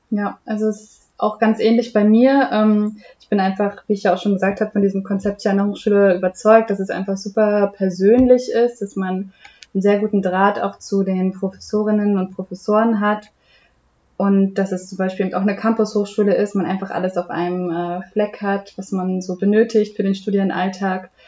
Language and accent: German; Rhineland-Palatinate, Germany; Das war für mich naheliegend im wahrsten Sinne des Wortes, denn ich komme aus Rheinland-Pfalz. Da war dann auch den, der Betrieb meiner Eltern.